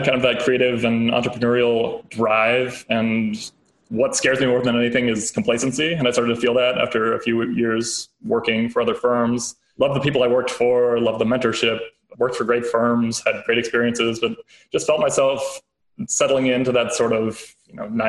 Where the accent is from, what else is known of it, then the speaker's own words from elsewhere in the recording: Chicago, Illinois, United States; born there; now in California, United States; I was born in Chicago, went to undergrad back at the University of Chicago, then the South Side, lived in Chicago for a couple of years, worked on a political campaign, moved out to DC